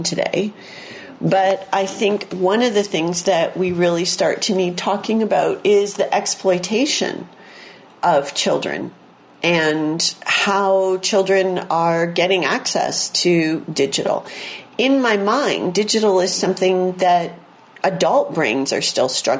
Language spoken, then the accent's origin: English; Port Huron, Michigan, United States; I grew up near Port Huron, Michigan, where in Detroit, where there was WKBD TV